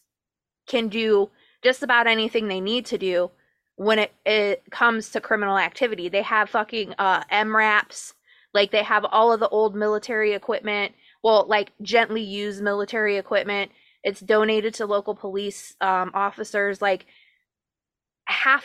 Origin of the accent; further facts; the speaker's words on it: United States; I'm from the United States of America